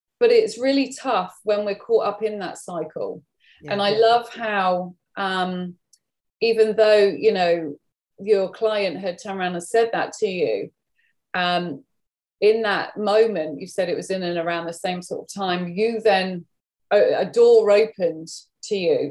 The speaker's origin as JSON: {"language": "English", "country": "United Kingdom", "also_born_or_lived": "Germany", "said": "us Brits"}